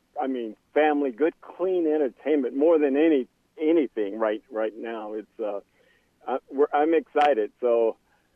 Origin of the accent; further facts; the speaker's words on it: Plaisance, Louisiana, United States; I'm from Plaisance. Actually, more of the Plaisance is kind of, it's a community, but I live in the rural part of Plaisance, which means I grew up in the woods